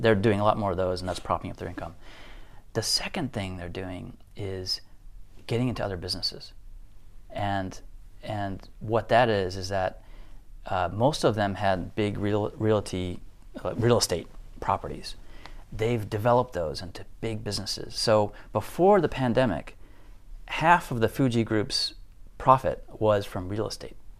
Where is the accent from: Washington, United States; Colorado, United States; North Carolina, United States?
Colorado, United States; Denver; moved away as an adult; also born or lived in Tokyo, Japan; now in Japan; I went back to my hometown in Denver